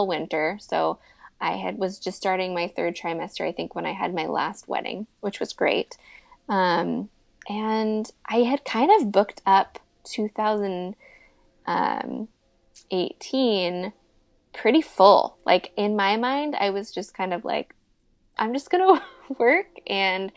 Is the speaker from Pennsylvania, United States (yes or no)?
no; Seattle, Washington, United States; I was born and raised in Seattle